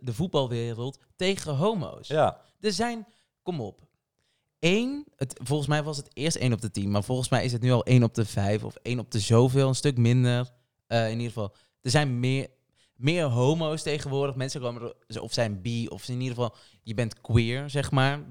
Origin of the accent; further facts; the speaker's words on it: Portugal; now in Netherlands; Ik ben niet Nederlands, ben Portugees